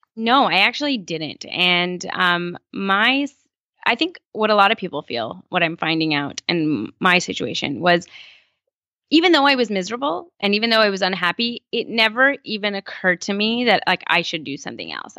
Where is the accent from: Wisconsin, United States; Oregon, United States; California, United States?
California, United States; also born or lived in Iran; I've grown up in California, um, for the rest of my life, you know, since I was about four